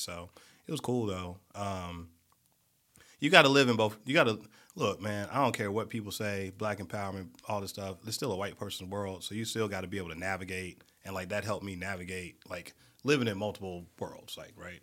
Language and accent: English; Montgomery, Alabama, United States; moved away as an adult; now in Birmingham, United States; I'm from Montgomery